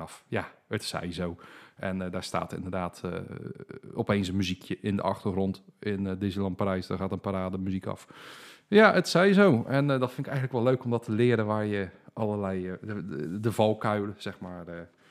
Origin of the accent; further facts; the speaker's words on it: Dordrecht, South Holland, Netherlands; Ik ben geboren en getogen in Dordrecht. Daar woon ik nog steeds